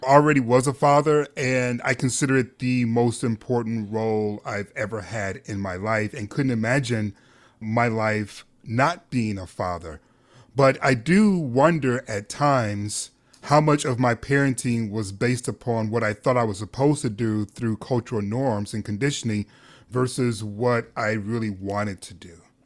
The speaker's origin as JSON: {"language": "English", "town": "Detroit", "region": "Michigan", "country": "United States", "tie": "born or raised there"}